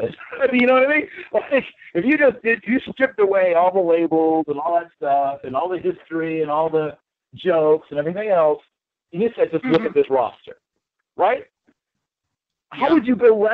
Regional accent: Norfolk, Virginia, United States; born or raised there

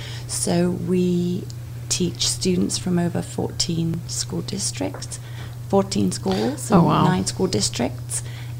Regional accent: England, United Kingdom; moved away as an adult; now in Kalamazoo, United States; I grew up in England. My education is mainly from England.

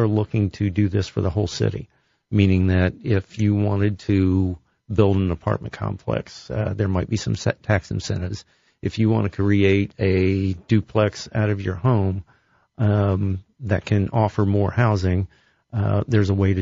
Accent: Columbus, Ohio, United States; I grew up on the West Side.

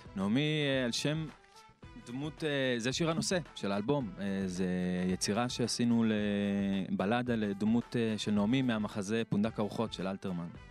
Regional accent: Klil, Northern District, Israel; also born or lived in Tel Aviv; גדלתי בכליל. אה, ההורים שלי עלו מאוסטרליה, הקימו את כליל בסוף שנות ה-80

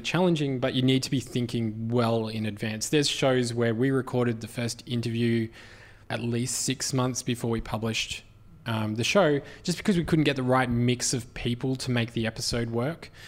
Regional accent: Australia; as an Australian

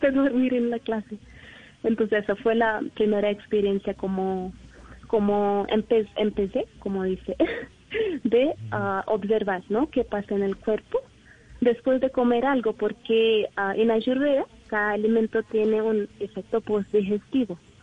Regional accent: India; Spanish is a second language; moved away as an adult; now in Colombia; yo soy de India

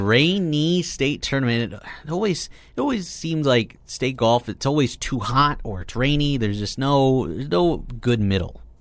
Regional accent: Kearney, Nebraska, United States; I'm from Kearney

